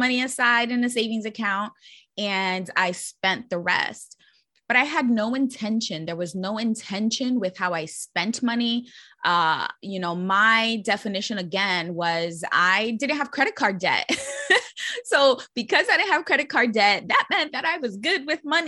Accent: New York City, New York, United States; I'm born and raised in New York City and actually grew up in the Bronx

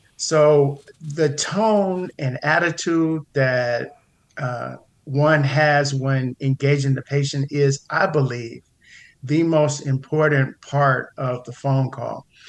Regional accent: Pasadena, California, United States; I grew up in the Pasadena area, went to one of the local high schools, uh, big shout out to John Muir Mustangs in, in Pasadena

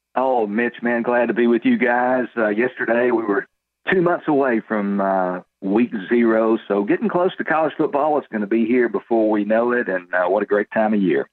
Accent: Texas, United States; here out of my home state of Texas

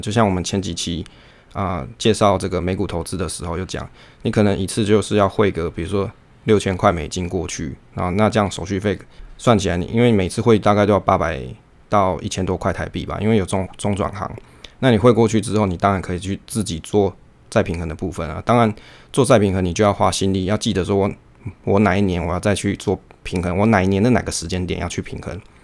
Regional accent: Taiwan; 我们身为台湾人

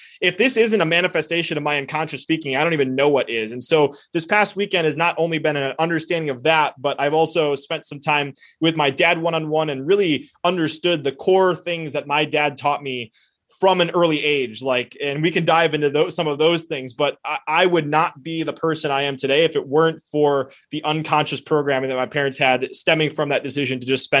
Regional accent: United States; first language Spanish; I spoke Spanish before I spoke English, even though I was born in the United States

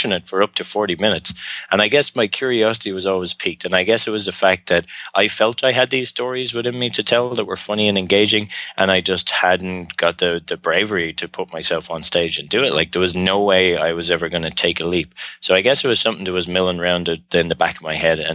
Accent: Ireland; accent: Irish; moved away; also born or lived in Australia / Montreal, Canada / China; I'm Irish.

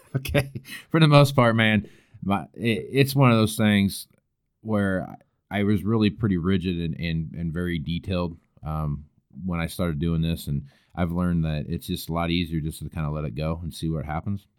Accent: El Dorado, Kansas, United States; moved away as an adult; also born or lived in Western Nebraska; now in Nebraska, United States; I grew up around, uh, Wichita, Kansas is where I was born and raised at, a little town called El Dorado

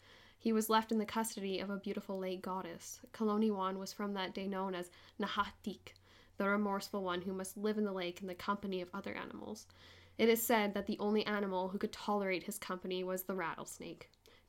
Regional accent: Okanagan, British Columbia, Canada; growing up in the Okanagan

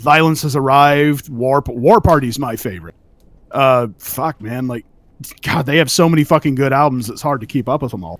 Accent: Central Valley, California, United States; now in Oregon, United States; I'm from California

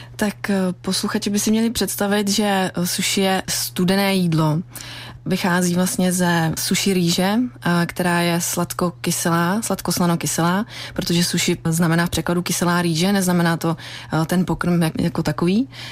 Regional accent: Czechia

